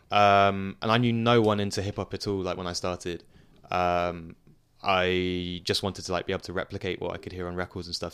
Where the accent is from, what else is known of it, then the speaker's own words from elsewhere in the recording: Surrey, suburbs of London, South East England, United Kingdom; moved away as an adult; now in Leicester, United Kingdom; I grew up in, uh, the suburbs of London. I lived in London, well, me and my family lived in London for a few years, and then we moved to the suburbs when I was, like, seven. So, to Surrey, which is the county just south of London.